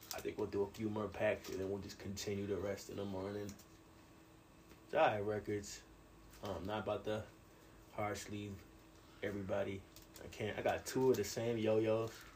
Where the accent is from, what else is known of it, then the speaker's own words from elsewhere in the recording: New York, United States; I'm a New Yorker